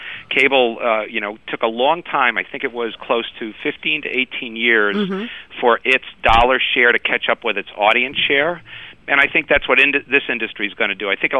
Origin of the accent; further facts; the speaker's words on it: Providence, Rhode Island, United States; Providence, Rhode Island.